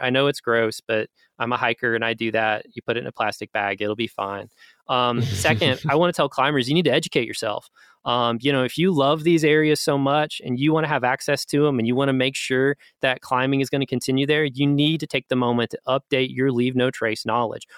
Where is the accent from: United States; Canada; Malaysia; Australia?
United States; Gatlinburg, Pigeon Forge area, Tennessee; I am Appalachian. Um, as I mentioned early on, my family is from Gatlinburg, Pigeon Forge area